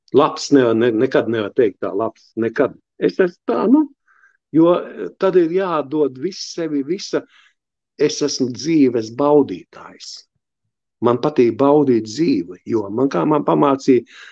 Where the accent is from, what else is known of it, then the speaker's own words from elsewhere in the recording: Riga, Latvia; es esmu dzimis un audzis ostā, Andreja ostā, pie lieliem kuģiem